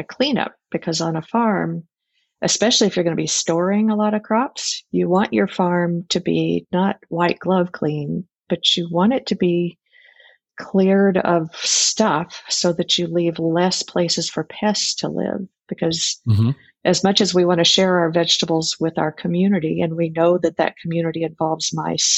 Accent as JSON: {"language": "English", "town": "Fort Worth", "region": "Texas", "country": "United States", "tie": "born or raised there", "moved": "yes", "lives_now": "Whidbey Island, United States", "said": "I grew up in Fort Worth, Texas"}